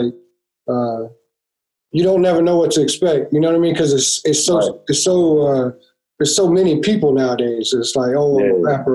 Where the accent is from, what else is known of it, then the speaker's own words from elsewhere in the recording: Beaufort, North Carolina, United States; now in Virginia, United States; I'm from a little town called Beaufort. It's down on the beach.